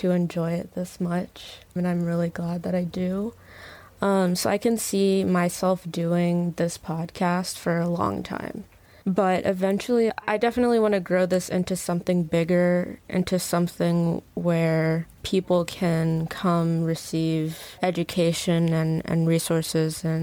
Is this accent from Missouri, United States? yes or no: no; Baltimore, Maryland, United States; now in San Francisco Bay Area, United States; I'm from Baltimore, Maryland, but we currently live in the Bay